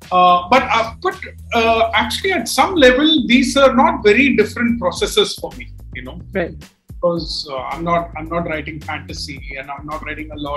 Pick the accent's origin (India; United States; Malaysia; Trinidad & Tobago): India; as an Indian